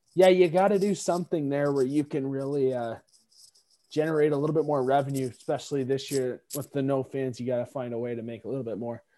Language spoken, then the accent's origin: English; Canada; we're Canadian